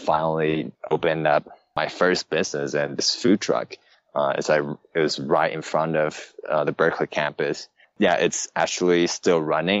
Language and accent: English; Taiwan; moved away; also born or lived in San Francisco, United States; I was born and raised in Taiwan